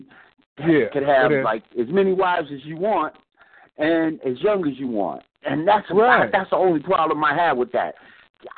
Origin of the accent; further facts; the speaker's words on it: Boston, Massachusetts, United States; I grew up in Boston, man, so I grew up in the game